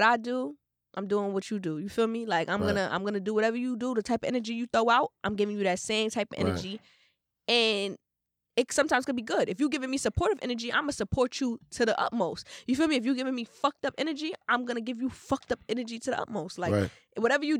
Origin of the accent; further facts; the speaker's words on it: Trinidad & Tobago; now in Brooklyn, United States; Anyways, I'm from Trinidad, but I live in Brooklyn for like 5 years now.